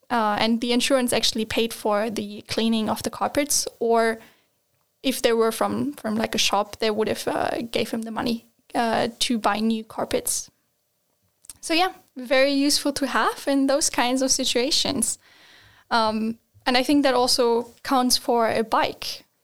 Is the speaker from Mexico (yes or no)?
no; Germany; moved away as an adult; now in Sweden; like in Germany, we just don't have this.